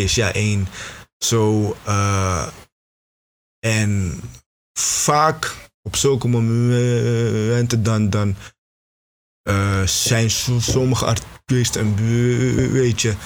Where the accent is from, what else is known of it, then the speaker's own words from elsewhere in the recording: Beverwijk, North Holland, Netherlands; moved away as an adult; now in Tilburg, Netherlands; ik kom eigenlijk uit, uh, uit Beverwijk